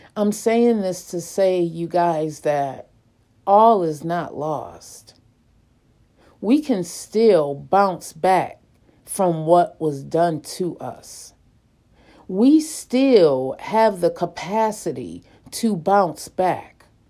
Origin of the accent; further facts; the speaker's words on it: Lackawanna, New York, United States; growing up in the Dorothy Glover Projects in Lackawanna, New York